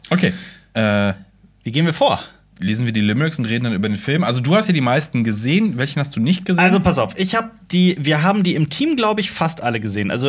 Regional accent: Hausach, Baden-Württemberg, Germany; Ähm, meine Heimatstadt Hausach, die ist unter anderem dafür bekannt, dass da ganz viel ähm, früher in Minen gearbeitet wurde und Silber abgebaut

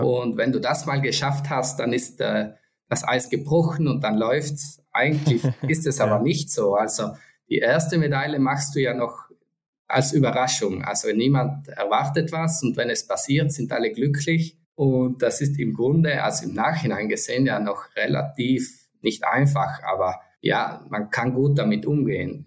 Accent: Antholz Valley, South Tyrol, Trentino-Alto Adige, Italy; Ich komme ja aus Sandholz, aus dem Antholzer Tal.

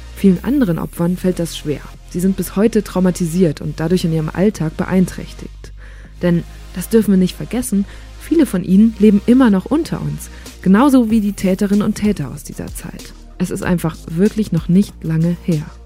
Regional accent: Germany; Als Deutsche

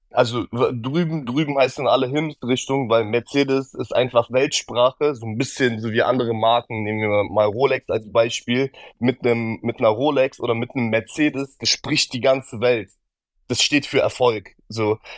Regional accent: Berlin, Germany; Ja, und wir, wir kommen auch noch beide aus Berlin.

